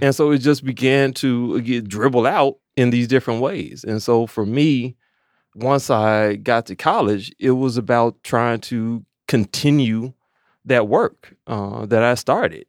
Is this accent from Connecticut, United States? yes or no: no; Maywood, Illinois, United States; also born or lived in Champaign / Chicago; I grew up in Maywood